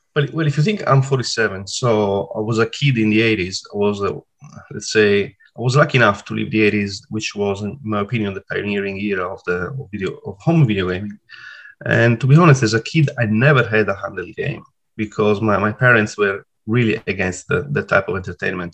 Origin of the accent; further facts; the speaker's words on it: Sardinia, Italy; accent: Italian; English is a second language; moved away as an adult; now in Sydney, Australia; I am Italian, as you can tell by, from my accent. Uh, so I was born in Italy and then I moved to, to Australia in uh, 2014. Uh, I was 40 at the time. I'm 47 now, and I still live in Sydney. I come from a beautiful place called Sardinia.